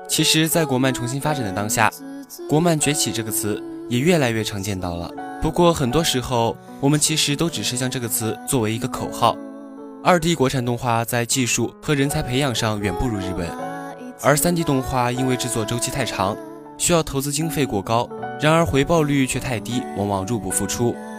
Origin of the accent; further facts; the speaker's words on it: Chongqing, China; 身为重庆人，冯宝宝那一口四川话，可以说是非常亲切了